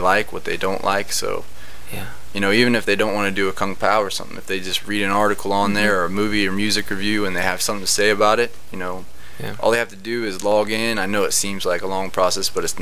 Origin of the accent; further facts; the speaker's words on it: Kansas, United States; also born or lived in Ohio; I was born in Kansas